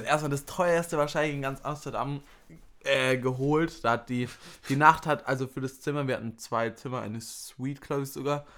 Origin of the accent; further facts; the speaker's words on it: Würzburg, Bavaria, Germany; bei uns in Würzburg